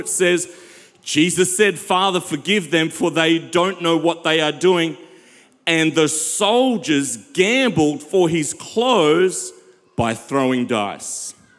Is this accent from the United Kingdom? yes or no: no; South Africa; I'm from South Africa